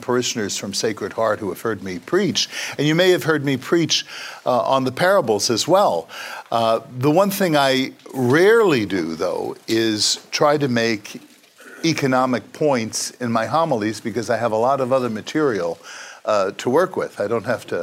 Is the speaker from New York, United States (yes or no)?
yes; New York City, New York, United States; as an Italian-American kid growing up in Brooklyn